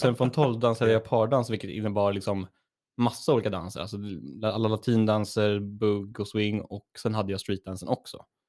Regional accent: Örebro, Örebro County, Sweden; moved away; hemma i Örebro

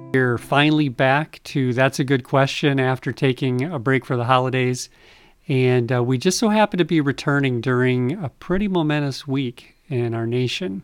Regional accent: United States; as an American.

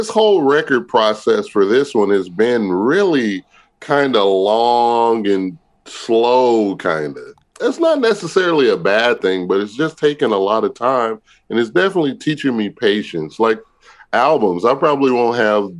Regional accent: California, United States; because I grew up in California, but my family, everybody's from Pine Bluff, Arkansas.

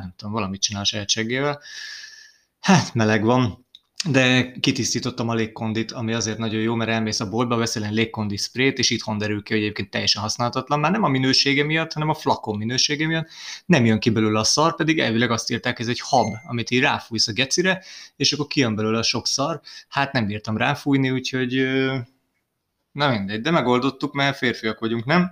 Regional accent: Hungary; ide születtem

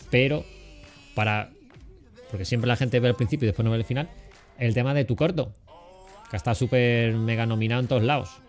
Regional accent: Cádiz, Andalusia, Spain; now in Madrid, Spain; Porque tanto Juanca como yo somos de Cádiz. Entonces, aunque yo lleve mucho tiempo en Madrid, lleve ya casi 20 años y bueno, se me vaya yendo el acento

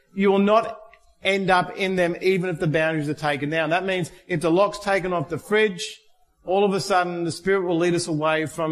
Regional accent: Australia; being Australian

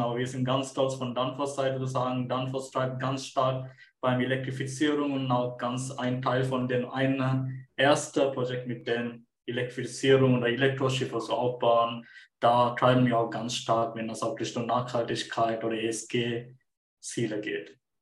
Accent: Sri Lanka; German is a second language; moved away as an adult; also born or lived in Munich, Germany; now in Germany; Ursprünglich komme ich aus Sri Lanka. Ich bin 2017 nach Deutschland gekommen

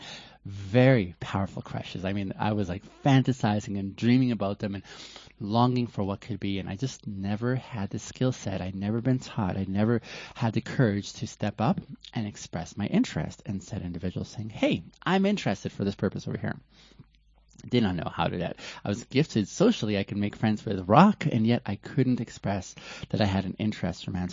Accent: West Coast of Canada, British Columbia, Canada; also born or lived in Ethiopia; I'm from Ethiopia originally and grew up in Canada on the West Coast

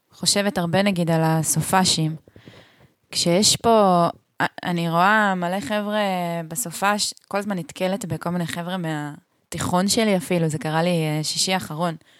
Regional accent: a moshav in central Israel, Israel; moved away as an adult; now in Hula Valley, Israel; אני באמת גדלתי בצורה הכי מרכזניקית שיש

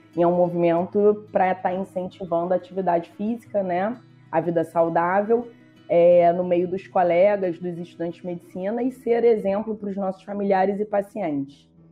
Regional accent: Rio de Janeiro, Brazil; eu sou do Rio de Janeiro

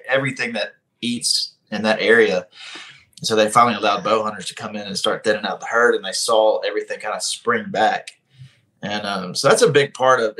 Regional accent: Birmingham, Alabama, United States; growing up in Birmingham and this being my stomping grounds in my hometown

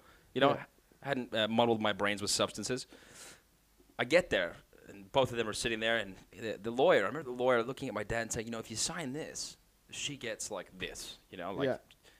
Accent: Montreal, Quebec, Canada; now in Sydney, Australia; I'm from Canada. I was born in Montreal, Canada.

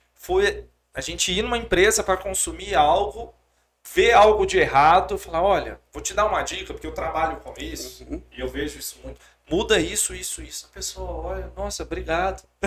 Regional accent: Governador Valadares, Minas Gerais, Brazil; moved away as an adult; Eu sou de Valadares

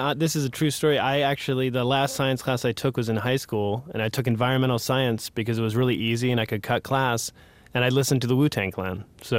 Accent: Philadelphia, Pennsylvania, United States; moved away; my hometown station, WHYY in Philadelphia

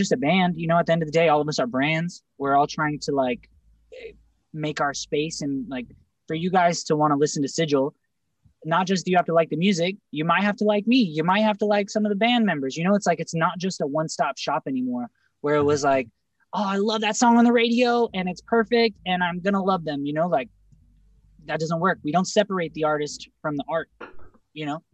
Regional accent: West Coast, United States; we're from the West Coast.

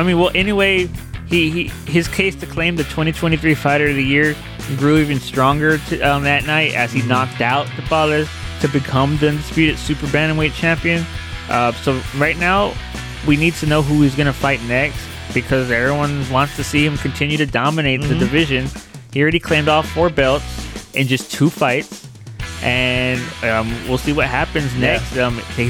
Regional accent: Michigan, United States; I'm coming from Michigan, so it's going to be Michigan-Texas in the championship, hopefully.

